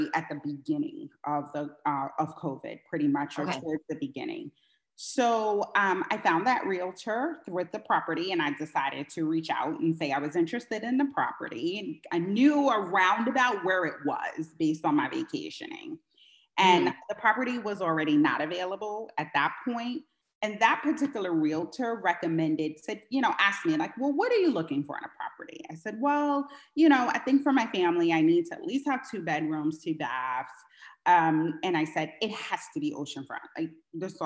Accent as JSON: {"language": "English", "region": "New York", "country": "United States", "tie": "born or raised there", "moved": "as an adult", "lives_now": "California, United States", "said": "I am from New York, born and raised in New York, but I do live in California"}